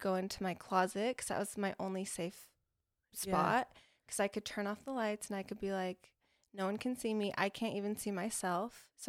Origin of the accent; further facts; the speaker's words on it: Boise, Idaho, United States; moved away as an adult; now in Utah, United States; I was born in Utah, but then I moved to Idaho when I was one.